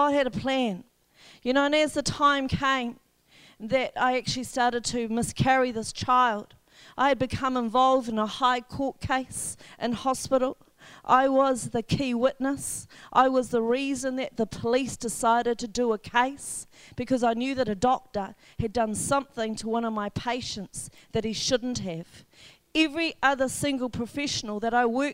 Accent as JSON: {"language": "English", "region": "Wellington", "country": "New Zealand", "tie": "born or raised there", "moved": "as an adult", "lives_now": "Whangarei, New Zealand", "said": "I was raised in Wellington"}